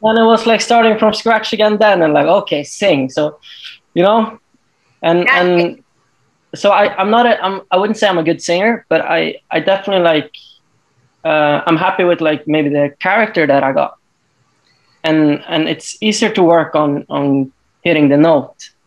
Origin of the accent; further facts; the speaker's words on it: Tromsø, Troms, Norway; I'm actually from way north in Norway. So uh, it's a town called uh, Tromsø